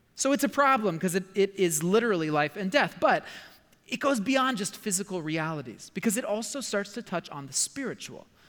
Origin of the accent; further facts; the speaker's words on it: United States; my American culture